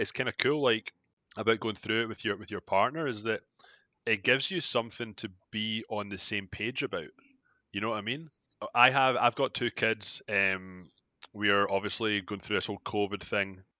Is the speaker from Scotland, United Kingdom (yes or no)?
yes; Scotland, United Kingdom; moved away as an adult; now in Toronto, Canada; I'm from Scotland, like, uh, I moved to Canada uh, fourteen years ago